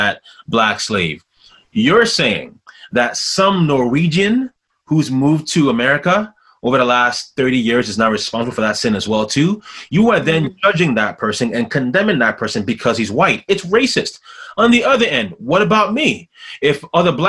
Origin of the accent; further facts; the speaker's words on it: Ghana; as a Ghanaian